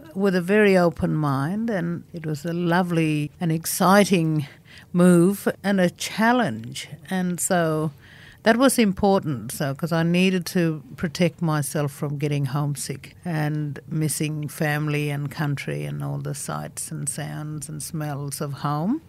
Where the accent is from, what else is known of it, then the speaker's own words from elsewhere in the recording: Fitzroy Crossing, Western Australia, Australia; first language Bunuba; English is a second language; also born or lived in Leopold Downs Station; now in Sydney, Australia; being raised by my mother and grandmother out on Bunuba country, speaking Bunuba as my first language